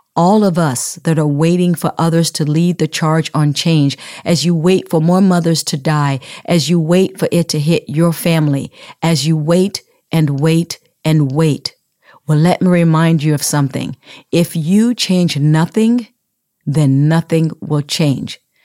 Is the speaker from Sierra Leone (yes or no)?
yes; Sierra Leone; moved away as an adult; now in United States; I grew up in Sierra Leone and relocated to the United States at the age of nineteen